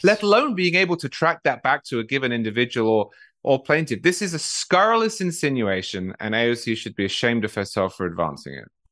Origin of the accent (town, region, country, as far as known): United Kingdom; now in United States